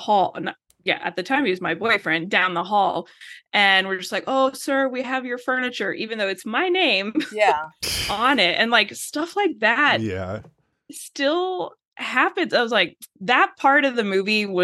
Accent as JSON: {"language": "English", "region": "Texas", "country": "United States", "said": "I'm living in Texas, in West Texas. I'm from Texas"}